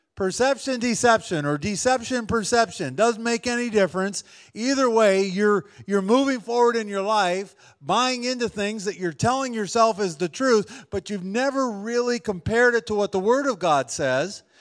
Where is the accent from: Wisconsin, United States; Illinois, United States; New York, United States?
Wisconsin, United States; I grew up in Wisconsin